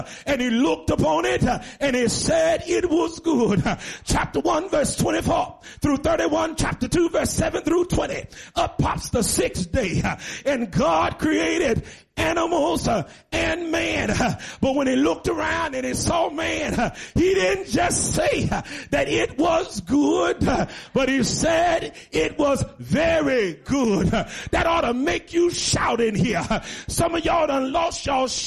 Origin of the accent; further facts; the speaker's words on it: Chicago, Illinois, United States; moved away as an adult; now in Bloomington, United States; I was born and raised in Chicago, 2 hours away, 41 years. And I've been here a year and 4 months